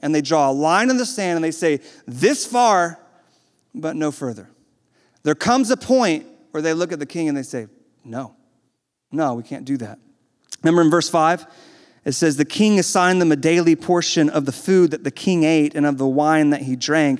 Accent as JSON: {"language": "English", "region": "the South", "country": "United States", "tie": "born or raised there", "said": "I was born in the South"}